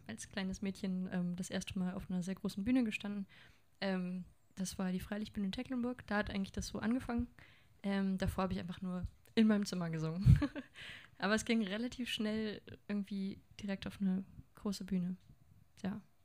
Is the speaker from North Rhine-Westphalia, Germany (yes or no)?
yes; Lengerich, North Rhine-Westphalia, Germany; moved away as an adult; now in Hanover, Germany; Zwischen Münster und Osnabrück bin ich groß geworden